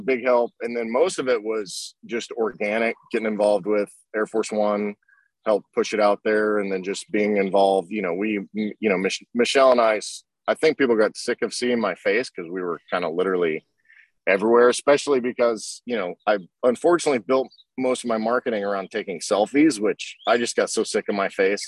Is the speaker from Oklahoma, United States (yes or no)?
yes; Oklahoma, United States; I grew up in Oklahoma, so the car culture there is is really strong